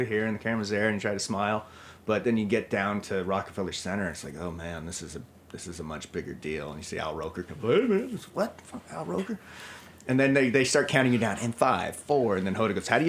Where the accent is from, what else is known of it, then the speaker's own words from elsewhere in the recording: Southern California, United States; now in New York, United States; I'm from Southern California